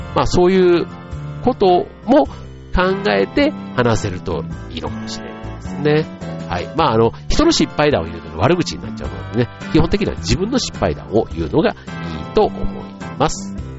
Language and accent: Japanese; Osaka, Japan; moved away as an adult; 僕なんか出身が大阪なので